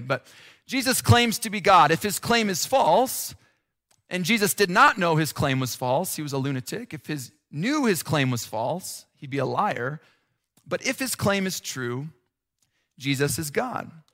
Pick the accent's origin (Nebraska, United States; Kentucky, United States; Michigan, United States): Nebraska, United States; also born or lived in Chicago / Minnesota; now in Colorado, United States; I grew up in Nebraska